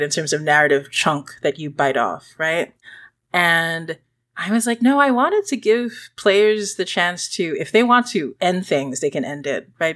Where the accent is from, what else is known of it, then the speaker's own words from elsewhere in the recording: Singapore; moved away; also born or lived in Philippines; When I was growing up in Singapore